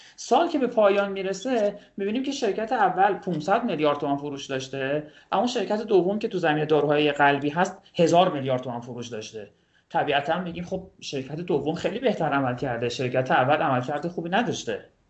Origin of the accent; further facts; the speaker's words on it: Kashan, Isfahan, Iran; اهل کاشانم